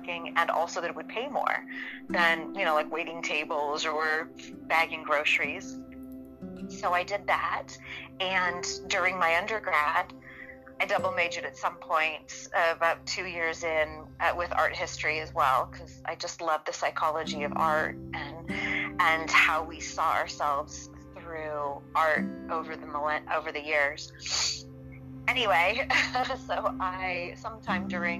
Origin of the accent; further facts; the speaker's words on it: Los Angeles, California, United States; I've been born and raised in Southern California. Been here my whole life. And I grew up at the beach